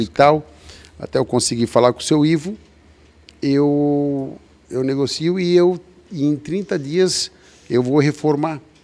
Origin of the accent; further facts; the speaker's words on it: Indaial, Santa Catarina, Brazil; also born or lived in Blumenau; eu, nasci em Blumenau, porque tem uma história antiga que em Blumenau era a maior, em Dayal era a maior taxa de mortalidade infantil na década ah, de 70